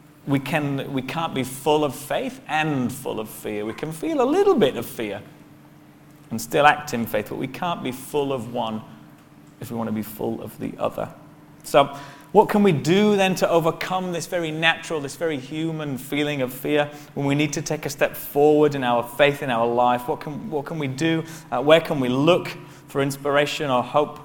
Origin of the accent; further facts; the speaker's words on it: Bradford, Yorkshire and the Humber, United Kingdom; moved away as an adult; now in Bahrain; I grew up in Bradford